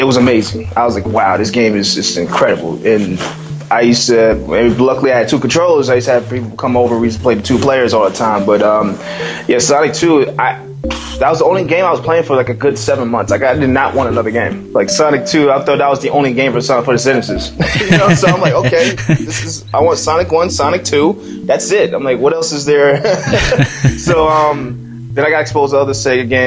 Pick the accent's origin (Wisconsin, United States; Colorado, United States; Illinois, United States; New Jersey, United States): New Jersey, United States; also born or lived in Las Vegas, Nevada; I'm from a place in the U.S., New Jersey, and I was raised in the West Coast in Las Vegas for a couple of years in my childhood